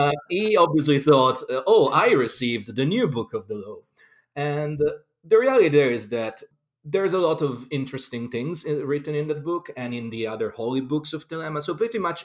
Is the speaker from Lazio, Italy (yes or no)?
yes; Rome, Lazio, Italy; moved away as an adult; also born or lived in London; now in Glastonbury, United Kingdom; I'm originally from Rome, Italy, but I lived all over the world, really, because I've been a professional musician for most of my life